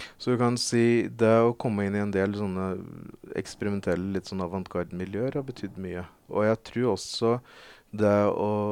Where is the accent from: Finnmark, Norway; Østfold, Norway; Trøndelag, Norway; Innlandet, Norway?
Innlandet, Norway; Veldre; moved away as an adult; now in Oslo, Norway; Jeg flytta fra Veldre ikke lenge etter.